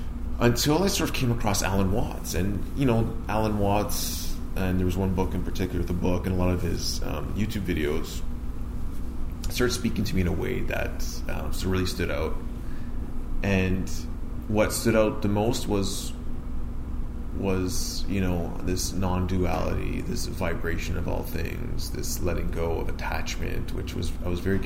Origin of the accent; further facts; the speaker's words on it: Vaughan, Ontario, Canada; I grew up here in Vaughan, north of Toronto